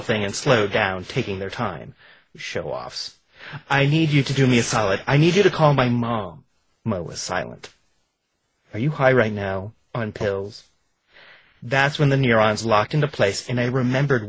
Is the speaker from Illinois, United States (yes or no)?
yes; Bloomington, Illinois, United States; my hometown, Bloomington Normal, Illinois